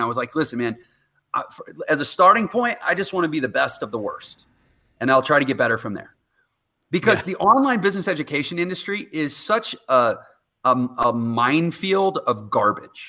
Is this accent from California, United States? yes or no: no; Texas, United States; I'm from Texas